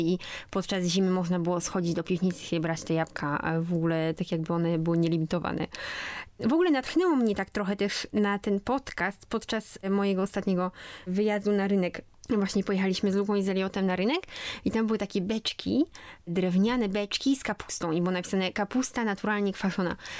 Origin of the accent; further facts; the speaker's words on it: Poland; moved away as an adult; w Polsce, zanim w ogóle wyjechałam stąd